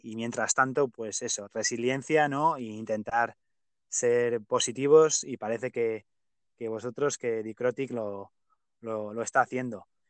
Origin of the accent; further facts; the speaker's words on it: Pamplona, Navarre, Spain; also born or lived in United States; yo en mi ciudad natal, eh, Pamplona